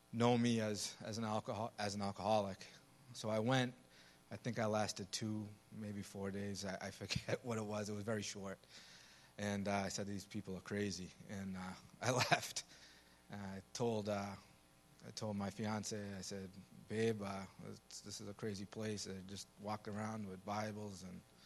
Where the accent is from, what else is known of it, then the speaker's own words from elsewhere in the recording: Medford, Massachusetts, United States; I'm from Medford, Massachusetts